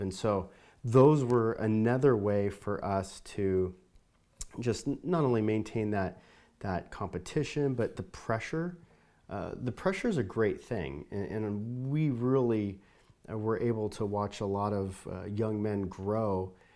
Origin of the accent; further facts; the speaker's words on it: Southern California, United States; moved away; I grew up in Southern California